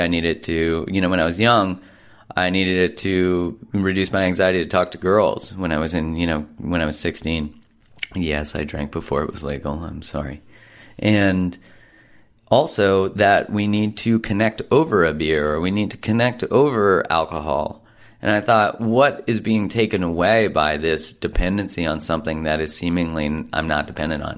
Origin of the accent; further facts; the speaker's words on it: Canada; being a Canadian